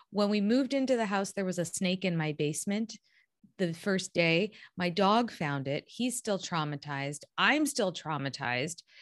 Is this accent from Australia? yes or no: no; Toronto, Ontario, Canada